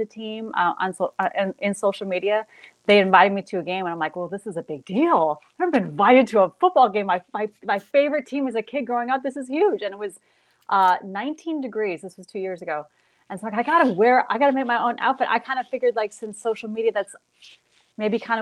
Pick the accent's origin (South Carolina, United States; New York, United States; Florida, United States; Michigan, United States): New York, United States; Western; moved away as an adult; also born or lived in Buffalo; I'm from there originally. I'm born and raised in Western New York